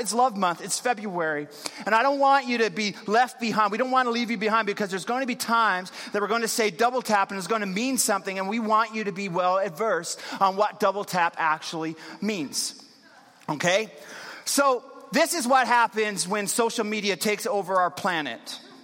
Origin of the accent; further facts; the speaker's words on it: Newfoundland and Labrador, Canada; moved away; I'm actually originally from Newfoundland